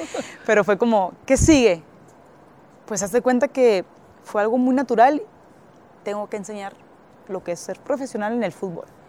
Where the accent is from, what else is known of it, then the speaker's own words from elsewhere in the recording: Gómez Palacio, Durango, Mexico; moved away as an adult; also born or lived in Monterrey / Shymkent, Kazakhstan; yo soy de Gómez Palacio